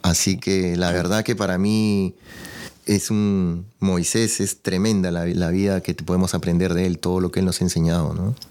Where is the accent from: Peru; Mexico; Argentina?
Peru; yo soy de Perú